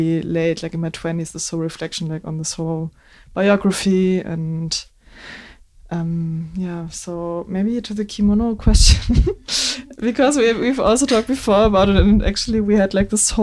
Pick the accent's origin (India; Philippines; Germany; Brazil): Germany; Bremen; English is a second language; I'm born and raised in Bremen in Germany